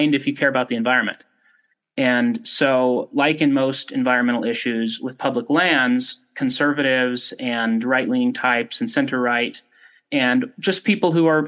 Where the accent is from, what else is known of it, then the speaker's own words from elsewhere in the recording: Ogden, Utah, United States; I'm from Utah originally, grew up in Ogden and have lived here my whole life